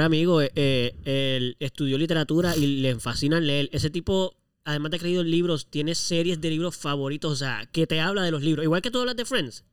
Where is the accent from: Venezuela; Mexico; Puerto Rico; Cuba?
Puerto Rico; como buenos puertorriqueños que somos